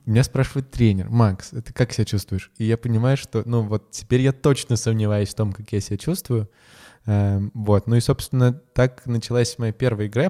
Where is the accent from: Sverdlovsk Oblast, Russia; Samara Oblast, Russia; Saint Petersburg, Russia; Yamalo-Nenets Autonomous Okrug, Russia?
Yamalo-Nenets Autonomous Okrug, Russia; Salekhard; moved away as an adult; now in Moscow, Russia; я северный человек, я из Салихарда